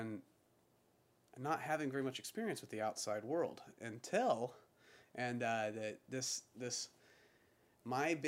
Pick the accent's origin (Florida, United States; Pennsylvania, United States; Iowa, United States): Florida, United States; Pensacola; I'm from Pensacola